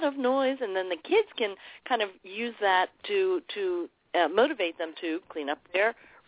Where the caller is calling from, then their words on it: New York, United States; And we're from Long Island. We're calling in from Long Island.